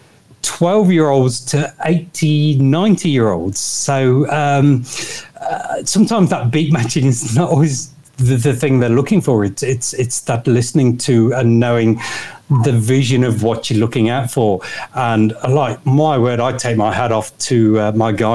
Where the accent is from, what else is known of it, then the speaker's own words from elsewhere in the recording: Nottingham, East Midlands, United Kingdom; moved away as an adult; now in Hervey Bay, Australia; I'm from Nottingham, so Robin Hood country is the easiest way to describe that.